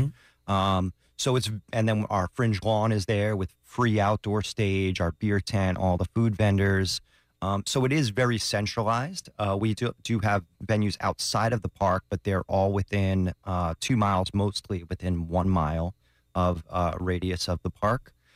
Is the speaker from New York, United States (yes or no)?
yes; New York, United States; moved away; just being a New Yorker